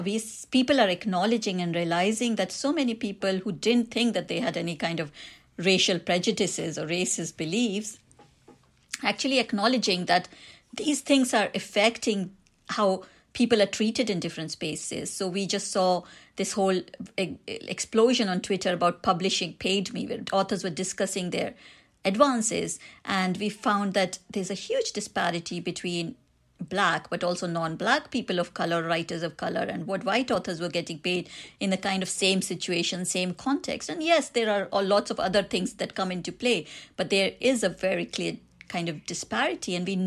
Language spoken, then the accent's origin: English; India; accent: Indian; When I tell people I'm Indian, or if they hear me on the phone, I've got an Indian accent, they might be making certain judgments about me